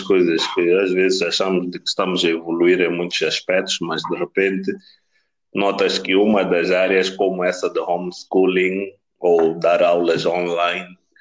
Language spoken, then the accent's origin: Portuguese; Mozambique; moved away; also born or lived in Pretoria; Sendo moçambicano